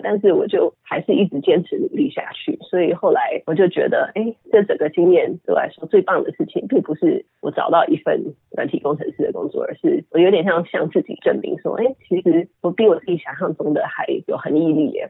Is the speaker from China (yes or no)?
no; Taiwan; moved away as an adult; also born or lived in Puerto Rico / United States; 后来搬到台湾的时候，我，呃，直接上小学四年级